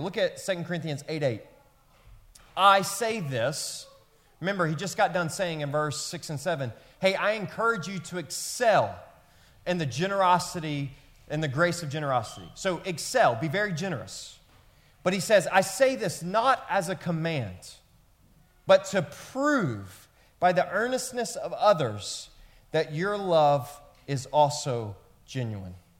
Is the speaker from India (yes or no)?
no; Memphis, Tennessee, United States; where I grew up in Memphis, Tennessee